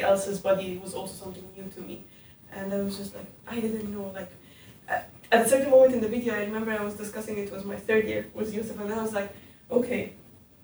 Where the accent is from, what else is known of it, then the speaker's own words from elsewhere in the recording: Egypt; moved away; I'm from Egypt